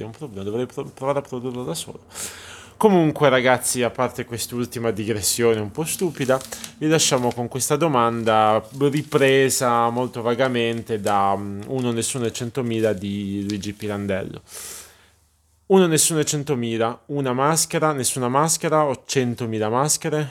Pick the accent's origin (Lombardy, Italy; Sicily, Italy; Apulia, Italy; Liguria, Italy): Apulia, Italy; gente che magari parla il dialetto pugliese, visto che siamo pugliesi